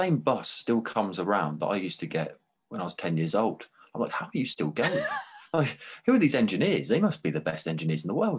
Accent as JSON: {"language": "English", "region": "England", "country": "United Kingdom", "lives_now": "Vancouver, Canada", "said": "And even then, another little moan, because we're British, we love moaning."}